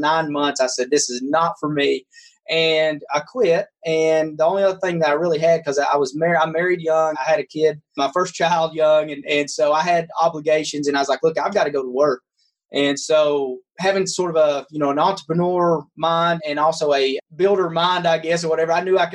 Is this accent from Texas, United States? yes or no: no; Kentucky, United States; now in Knoxville, United States; I was raised in Kentucky on a 300-acre farm